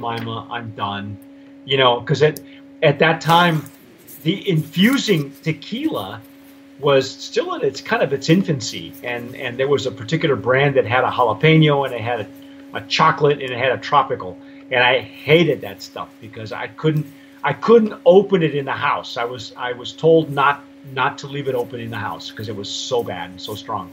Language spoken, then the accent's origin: English; Southern California, United States; I'm a city kid. I was born in Southern California